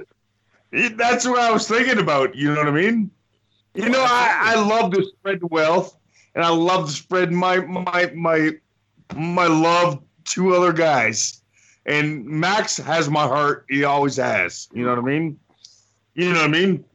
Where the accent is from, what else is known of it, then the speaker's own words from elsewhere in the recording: Windsor, Ontario, Canada; my hometown, Windsor, Ontario